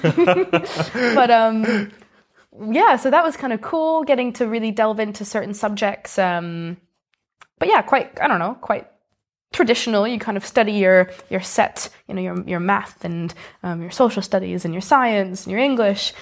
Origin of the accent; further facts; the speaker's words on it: Greenwich, Connecticut, United States; moved away as an adult; now in Edinburgh, United Kingdom; I grew up in a place called Greenwich, Connecticut, which is in the Northeast